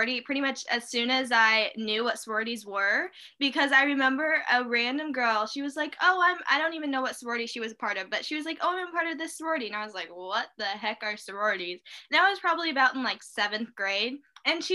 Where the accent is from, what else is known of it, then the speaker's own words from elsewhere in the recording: Peoria, Illinois, United States; I grew up in Peoria, Illinois. I still live here.